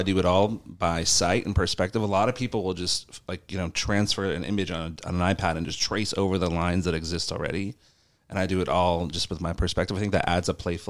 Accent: Seminole, Florida, United States; also born or lived in St. Petersburg, Florida; I was born in 1990 in St. Pete, moved to like the Seminole Bardmore area for most of my childhood there. And then when I was right after college, I moved downtown St. Pete into Fusion. So I've kind of been here my whole life.

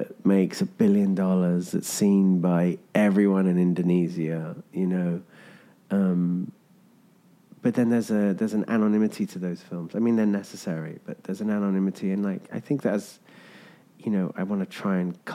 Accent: England, United Kingdom; moved away as an adult; now in United States; I'm from England

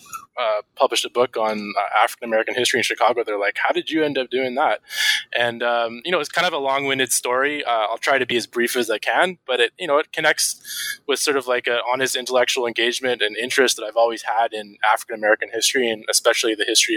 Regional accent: Vancouver, British Columbia, Canada; really fortunate to meet a veteran elder of the civil rights movement who coincidentally retired to my hometown of Vancouver.

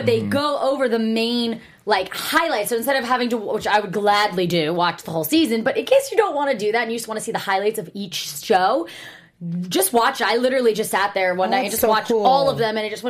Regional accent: New Jersey, United States; moved away; I'm from Jersey and I'm going to make a little stop when I go home next week.

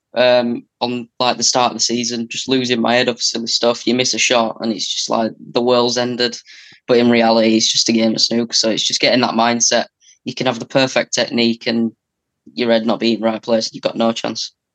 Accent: England, United Kingdom; I'm from England

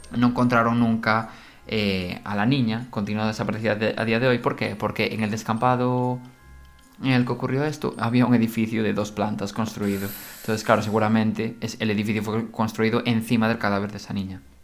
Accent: Galicia, Spain; nosotros somos gallegos

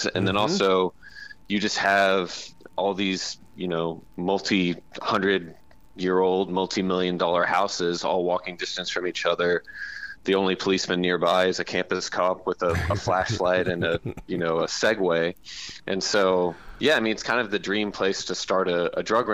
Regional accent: the South, United States; I'm from the South

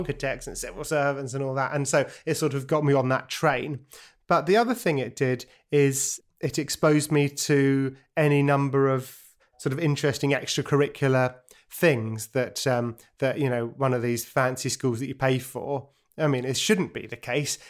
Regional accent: London, United Kingdom; born or raised there; also born or lived in Brighton

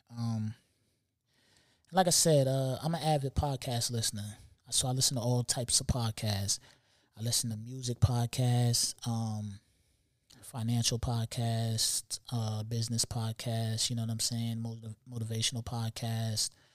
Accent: New York City, New York, United States; I'm from New York

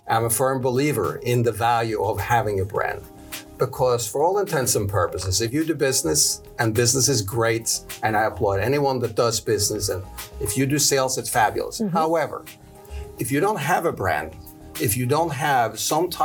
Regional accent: Norway; moved away; I am actually not from Brooklyn, but from Norway

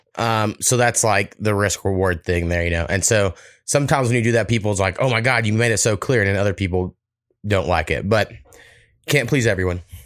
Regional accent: Oklahoma, United States; Oklahoma, we got some shit, but we're like the last state, you know, that was settled in the mainland

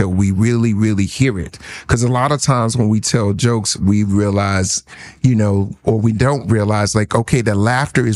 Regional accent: New Jersey, United States; I'm from New Jersey.

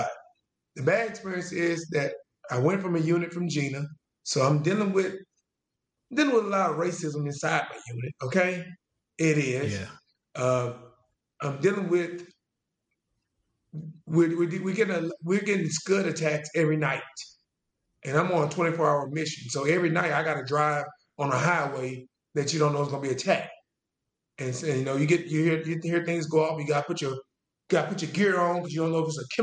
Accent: Jena, Louisiana, United States; also born or lived in California; I moved to Louisiana when I was 9

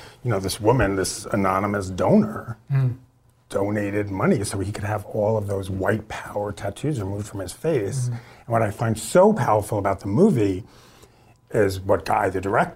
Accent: New York City, New York, United States; I grew up in Queens, New York

